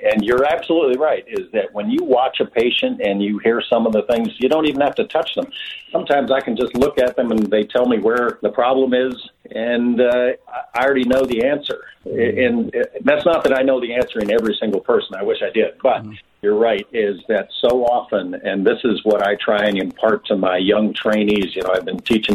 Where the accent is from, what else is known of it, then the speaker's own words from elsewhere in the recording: Montana, United States; I grew up on a cattle ranch in Montana.